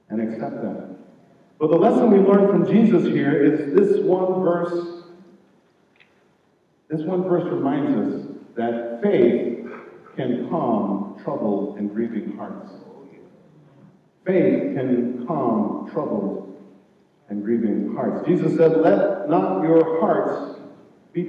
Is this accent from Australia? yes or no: no; Jamaica; moved away; I'm from Jamaica